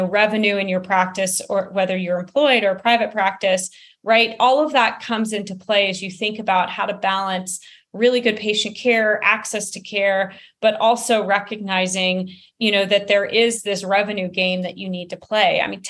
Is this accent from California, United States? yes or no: yes; East Bay, California, United States; now in Denver, United States; I grew up in the East Bay, so California.